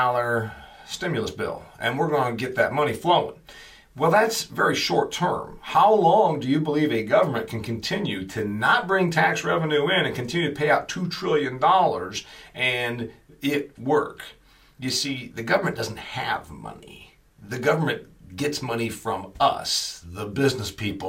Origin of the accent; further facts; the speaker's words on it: Huntington, Indiana, United States; my hometown of Huntington, Indiana